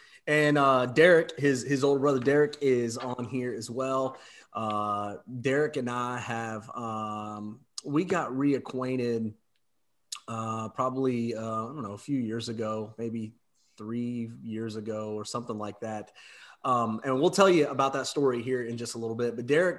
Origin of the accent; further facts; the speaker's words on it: Versailles, Indiana, United States; So I grew up in Southeast Indiana in a town called Versailles, Indiana.